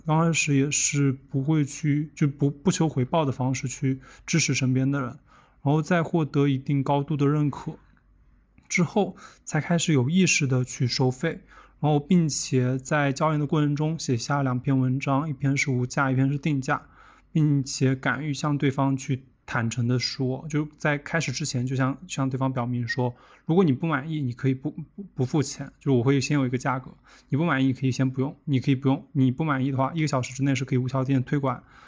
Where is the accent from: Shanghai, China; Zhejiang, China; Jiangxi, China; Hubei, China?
Jiangxi, China; 我从小的时候是在江西这个地方生长的